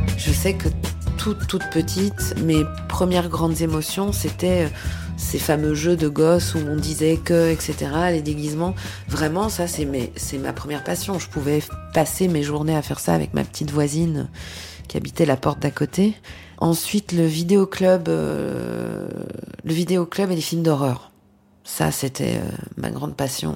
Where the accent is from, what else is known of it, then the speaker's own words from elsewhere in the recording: Belgium; dans ce petit village, le cinéma, il était loin